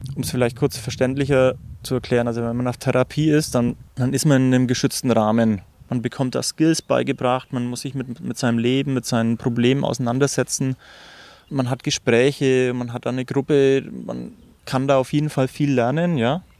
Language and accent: German; Germany; ich bin Landei, also ich bin am Land aufgewachsen